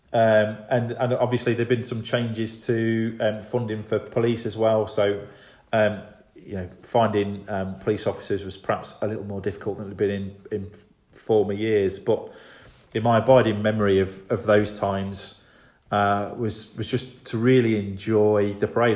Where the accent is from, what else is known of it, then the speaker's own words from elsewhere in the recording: Grantham, East Midlands, United Kingdom; I'm originally from Grantham